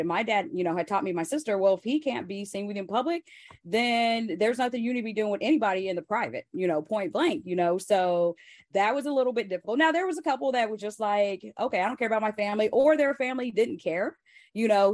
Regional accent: Joplin, Missouri, United States; moved away; we grew up in Joplin, small town, like fifty thousand people

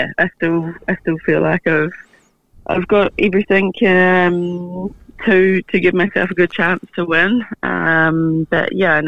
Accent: Taranaki, New Zealand; I'm in Taranaki

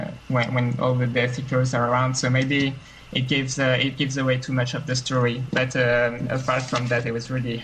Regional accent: France; English is a second language; Hi, I'm very glad to be on the show because I'm from France, so usually I can never like join your live chat.

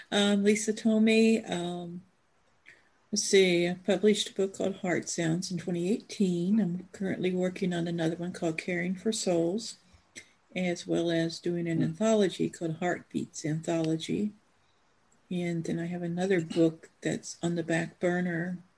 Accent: Charlotte, North Carolina, United States; Uh, North Carolina. Okay, around the Raleigh area. Charlotte. Charlotte.

